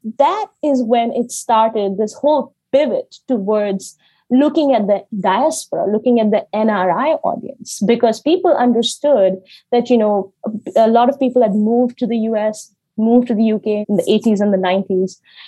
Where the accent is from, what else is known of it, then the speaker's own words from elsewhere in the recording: India; moved away; As a Dalit person growing up in India